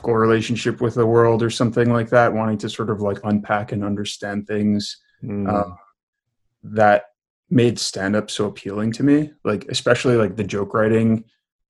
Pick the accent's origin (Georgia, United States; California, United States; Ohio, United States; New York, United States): New York, United States; outside of New York City, United States; also born or lived in Cobleskill, New York / Brooklyn; I grew up in what upstaters call downstate New York. So I grew up outside of New York City